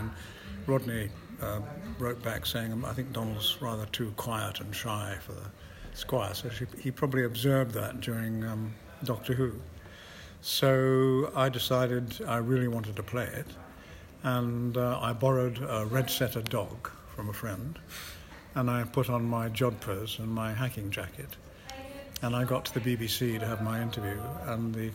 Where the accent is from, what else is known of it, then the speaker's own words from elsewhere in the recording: Scotland, United Kingdom; I'm Scottish